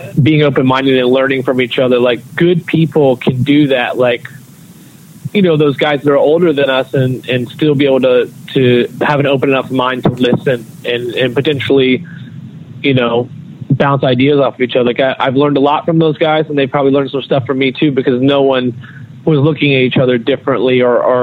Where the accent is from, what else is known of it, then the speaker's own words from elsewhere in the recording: North Carolina, United States; growing up in North Carolina